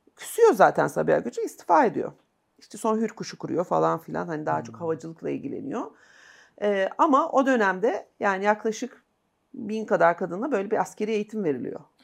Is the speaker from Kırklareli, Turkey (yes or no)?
yes; Kırklareli, Turkey; also born or lived in Istanbul; Ben Kırklarelliyim çünkü, hani benim ailem